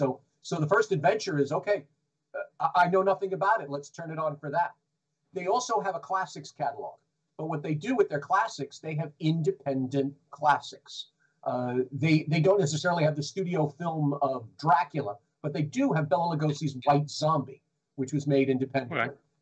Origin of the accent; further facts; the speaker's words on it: New York, United States; We didn't have speech class, and I'm from the Bronx. I'm from the Bronx, New York, where everyone talked like this.